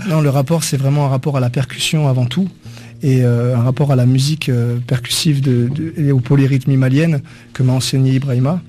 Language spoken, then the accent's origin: French; France; je suis pas malien, je suis français